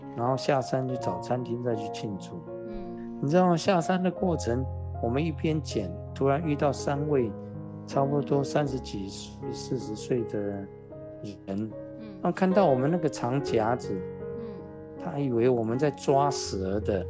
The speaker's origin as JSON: {"language": "Chinese", "area": "Dashu Township", "region": "Kaohsiung", "country": "Taiwan", "tie": "born or raised there", "said": "那个时候我老家在大树"}